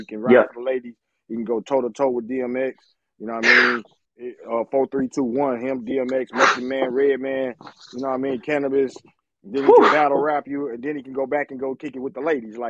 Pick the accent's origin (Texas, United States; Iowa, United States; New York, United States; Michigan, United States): Michigan, United States; Saginaw; moved away; In the Midwest where I came from in Saginaw